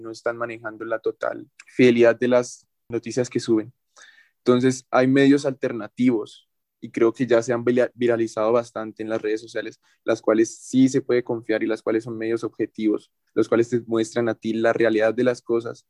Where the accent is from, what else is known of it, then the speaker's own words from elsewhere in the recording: Colombia; nosotros como colombianos